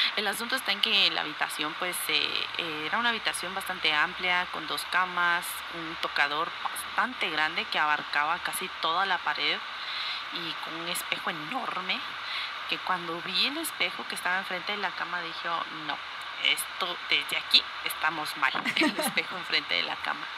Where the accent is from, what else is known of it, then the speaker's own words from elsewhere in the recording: Guatemala; soy de Guatemala